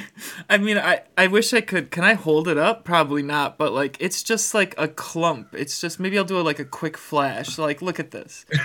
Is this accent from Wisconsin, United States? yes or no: yes; Greenfield, Wisconsin, United States; I am from Greenfield. I am from Greenfield